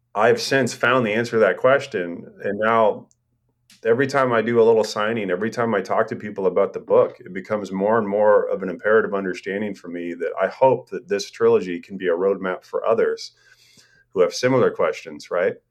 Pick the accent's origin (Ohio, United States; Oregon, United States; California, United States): Oregon, United States; Portland; moved away as an adult; also born or lived in Astoria, Oregon / Europe; now in Corvallis, United States; I'd lived in Portland my whole life